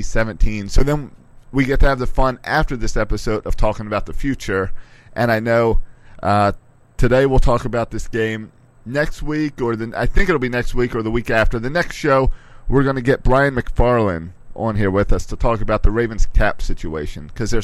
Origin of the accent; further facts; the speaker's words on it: Maryland, United States; I grew up in Maryland.